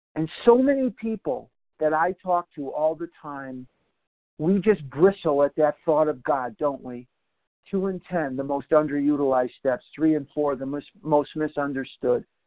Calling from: Scottsdale, Arizona, United States; I'm from Scottsdale, but I'm actually calling from Albuquerque, New Mexico this morning.

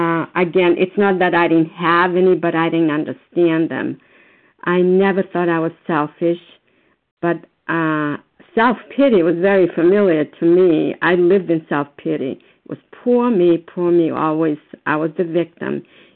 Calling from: Foxborough, Massachusetts, United States; I'm calling from Foxborough, Massachusetts.

